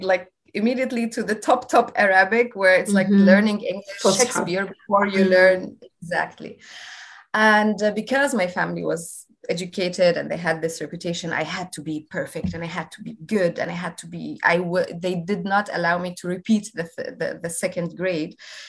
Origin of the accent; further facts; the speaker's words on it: Yemen; moved away as an adult; also born or lived in Austria; I grew up between Yemen and Austria. I was born in Yemen, though. I come from a middle-class family, educated family.